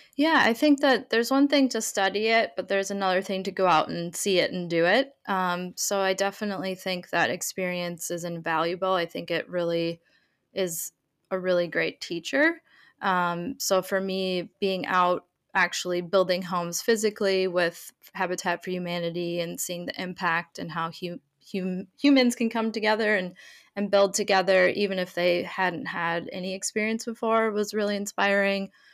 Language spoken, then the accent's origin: English; Minneapolis, Minnesota, United States; moved away as an adult; also born or lived in Sydney / Stockholm / London; now in Greater Boston area, United States; I am initially from Minneapolis, Minnesota, in the U S, um, and now I live in a seaside town in the Greater Boston area.